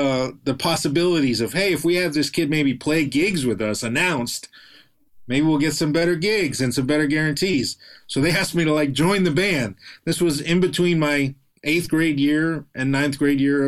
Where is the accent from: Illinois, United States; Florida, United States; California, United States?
Florida, United States; Fort Lauderdale; also born or lived in Connecticut; now in Los Angeles, United States; we grew up in Fort Lauderdale, so South Florida.